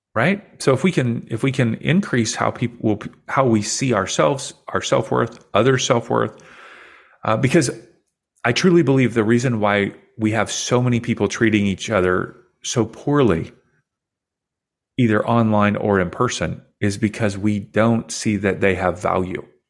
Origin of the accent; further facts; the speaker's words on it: Kentucky, United States; I grew up in Kentucky